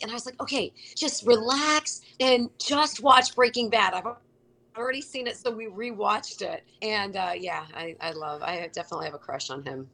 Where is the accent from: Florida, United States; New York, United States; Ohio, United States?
Ohio, United States; Cincinnati; moved away as an adult; also born or lived in Charlotte, North Carolina; when I came back home to Cincinnati